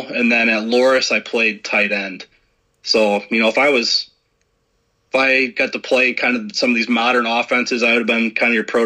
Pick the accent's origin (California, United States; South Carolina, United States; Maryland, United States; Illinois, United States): Illinois, United States; Chicago suburbs; now in Iowa, United States; growing up in the Chicago suburbs